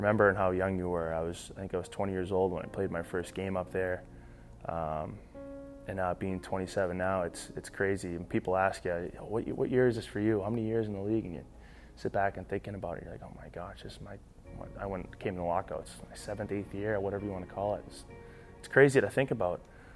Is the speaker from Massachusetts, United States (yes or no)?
yes; Boston, Massachusetts, United States; also born or lived in Saint John; now in Minnesota, United States; grew up in the Boston area, so I love my hometown